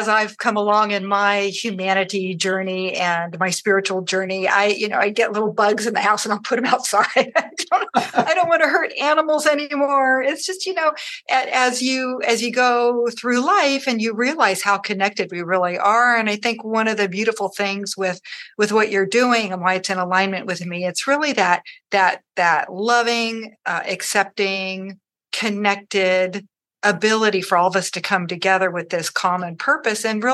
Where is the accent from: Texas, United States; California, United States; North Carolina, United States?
California, United States; Morgan Hill; Morgan Hill, my hometown